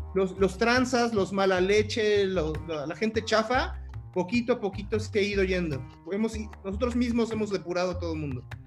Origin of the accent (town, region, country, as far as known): Mexico